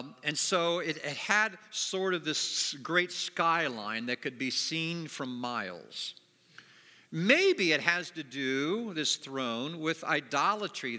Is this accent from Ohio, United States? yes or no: yes; Springfield, Ohio, United States; moved away as an adult; also born or lived in Plainfield, Indiana; now in Indiana, United States; I'm from Springfield, Ohio. It's where I grew up.